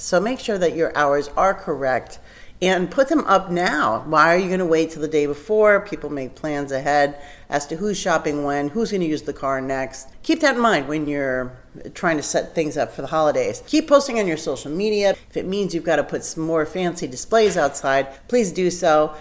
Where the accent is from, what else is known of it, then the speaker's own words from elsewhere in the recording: New Jersey, United States; moved away as an adult; also born or lived in Colorado; I grew up in New Jersey